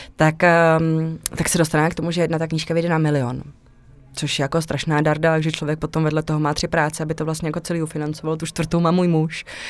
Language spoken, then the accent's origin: Czech; Czechia; moved away as an adult; also born or lived in Mexico / Krč, Prague